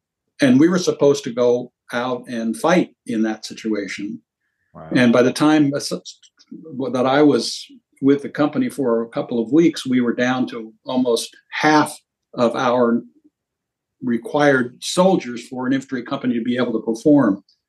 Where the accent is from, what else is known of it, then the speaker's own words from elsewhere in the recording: Venezuela; because I grew up in Venezuela with my father working for U.S. Steel and an iron ore operation there.